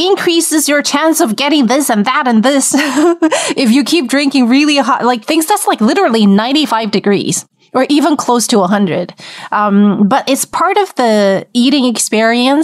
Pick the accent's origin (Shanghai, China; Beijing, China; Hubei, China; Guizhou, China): Hubei, China; Wuhan; I was born in Wuhan, and you know how hot Wuhan gets in the summer